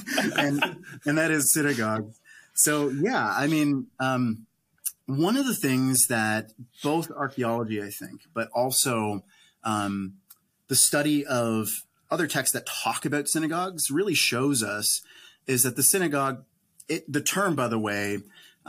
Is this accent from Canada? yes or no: yes; Canada; I'm Canadian